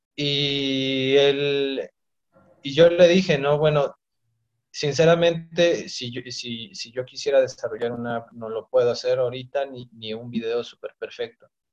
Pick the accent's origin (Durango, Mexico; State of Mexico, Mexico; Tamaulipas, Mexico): State of Mexico, Mexico; Ixtapaluca; yo soy este, de Ixtapaluca, del Estado de México.